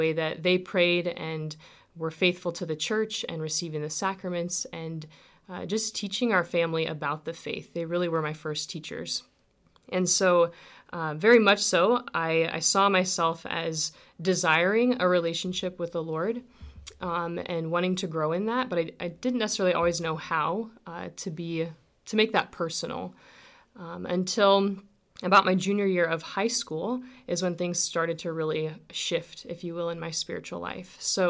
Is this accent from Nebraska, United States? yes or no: yes; Dorchester, Nebraska, United States; My story begins, I grew up near Dorchester, Nebraska, on a farm between Crete and Dorchester. And I'm one of six kids.